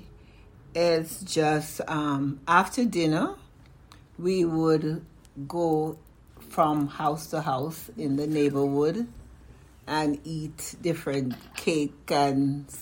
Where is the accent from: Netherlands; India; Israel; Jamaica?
Jamaica; now in United States; I grew up in Jamaica, West Indies